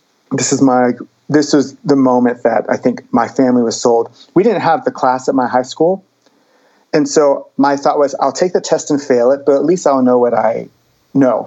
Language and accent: English; North Carolina, United States; I grew up in North Carolina.